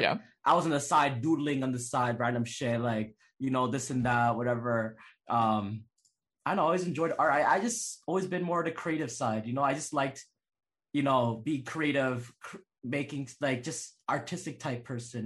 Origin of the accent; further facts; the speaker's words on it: Toronto, Ontario, Canada; also born or lived in Calgary; I was born Calgary, and oh. then I oh. lived in Toronto my whole life